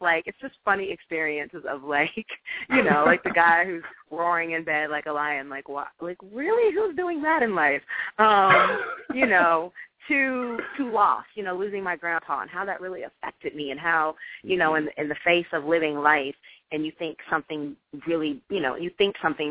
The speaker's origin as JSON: {"language": "English", "town": "Jefferson City", "region": "Missouri", "country": "United States", "also_born_or_lived": "Ohio", "moved": "as an adult", "lives_now": "Los Angeles, United States"}